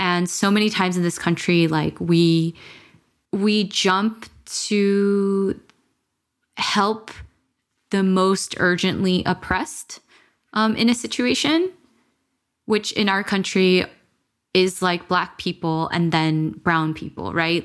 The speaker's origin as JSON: {"language": "English", "town": "Los Angeles", "region": "California", "country": "United States", "tie": "born or raised there", "said": "growing up in America"}